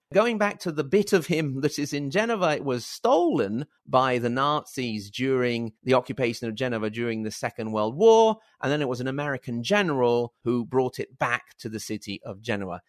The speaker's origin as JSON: {"language": "English", "country": "Italy", "also_born_or_lived": "Reggio Emilia, Italy / Virginia, United States", "said": "for us Italians, I'm very far from Genoa."}